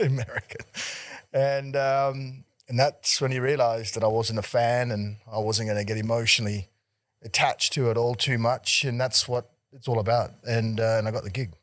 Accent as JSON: {"language": "English", "town": "Melbourne", "region": "Victoria", "country": "Australia", "tie": "born or raised there", "also_born_or_lived": "Singapore", "said": "we migrated here when I was pretty young, and so I grew up in Melbourne"}